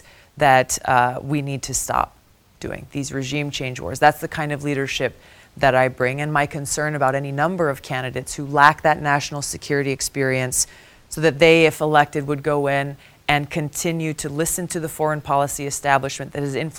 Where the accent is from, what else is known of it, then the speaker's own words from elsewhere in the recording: Hawaii, United States; my home state of Hawaii